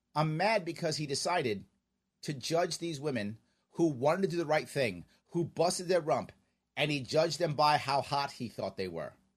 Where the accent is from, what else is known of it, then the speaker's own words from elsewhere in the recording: New York City, New York, United States; We are both from Queens